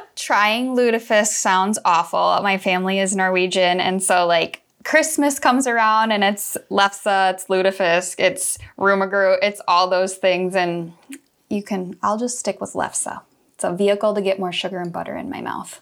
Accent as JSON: {"language": "English", "town": "Clermont", "region": "Iowa", "country": "United States", "said": "I'm from Claremont, so T J's Pizza is my go-to."}